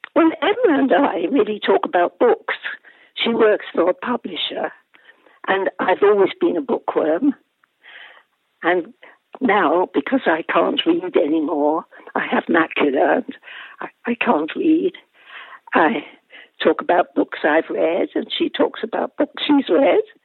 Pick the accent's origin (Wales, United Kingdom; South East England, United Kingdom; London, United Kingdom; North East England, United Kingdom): Wales, United Kingdom; now in Bristol, United Kingdom; I'm Welsh